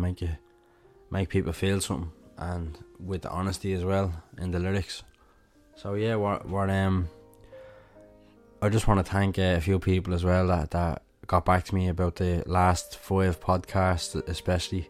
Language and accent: English; Dublin, Leinster, Ireland; I'm from Dublin